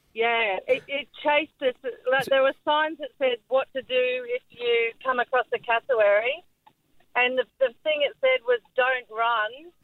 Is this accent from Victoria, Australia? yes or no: no; North Queensland, Australia; now in Cronulla, Australia; I'm from North Queensland